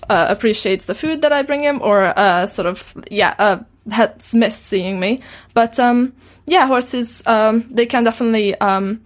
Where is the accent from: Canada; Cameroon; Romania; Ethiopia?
Romania; Transylvania; English is a second language; also born or lived in West Wales; now in Wales, United Kingdom; I grew up in Transylvania, and I've studied American English, and then I met my partner here in Britain, who's British